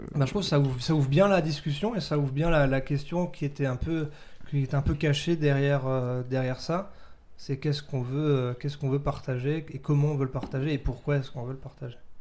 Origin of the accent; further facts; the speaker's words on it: Dabo, Grand Est, France; je viens de Dabo, petit village à 40 minutes euh, de Strasbourg, une heure de Strasbourg